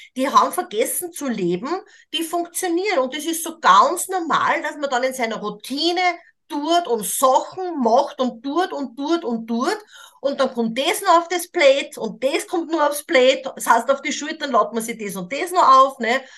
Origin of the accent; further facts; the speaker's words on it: Austria; moved away as an adult; ich bin Österreicherin, ich habe auch 40 Jahre dieses Leben auch in Österreich, in Europa, in der modernen Welt gelebt